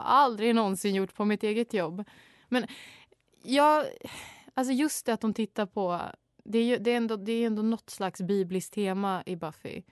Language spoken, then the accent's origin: Swedish; Sweden; jag är ju så svensk